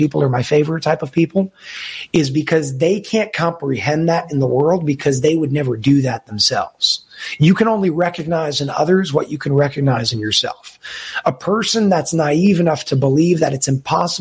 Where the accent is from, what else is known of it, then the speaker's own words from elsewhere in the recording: New York City, New York, United States; I was born in Brooklyn, New York